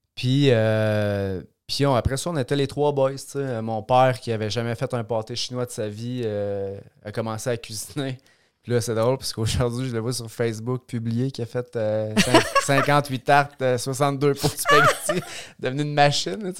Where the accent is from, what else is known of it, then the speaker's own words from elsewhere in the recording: Trois-Rivières, Quebec, Canada; je suis né dans la belle région de la Mauricie j'ai grandi à Trois-Rivières